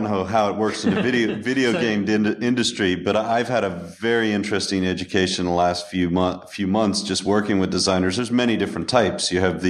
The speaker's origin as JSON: {"language": "English", "country": "United States", "also_born_or_lived": "upstate New York", "said": "as an American"}